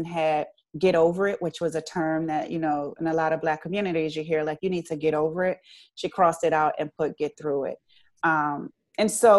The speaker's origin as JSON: {"language": "English", "town": "Richmond", "region": "Virginia", "country": "United States", "said": "I'm from Richmond"}